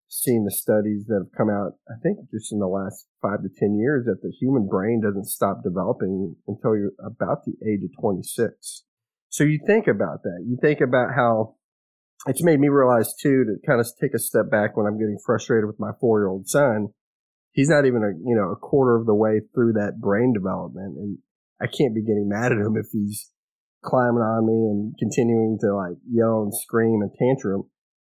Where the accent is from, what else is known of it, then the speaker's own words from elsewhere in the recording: Kerrville, Texas, United States; also born or lived in Alabama / Louisiana; So I was born in Kerrville. That was the closest hospital. Moved, I guess, as a little kid, you know, I don't remember this, but moved around between Alabama and Louisiana and then back to Texas.